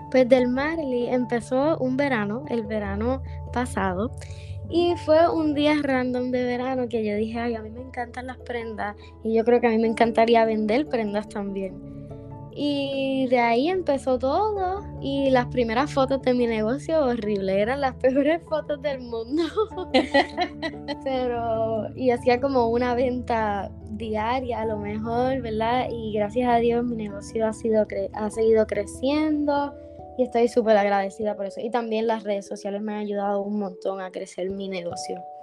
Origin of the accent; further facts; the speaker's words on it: Dorado, Puerto Rico; now in Bayamón, Puerto Rico; me crié en Dorado y hace ocho años vivo en Bayamón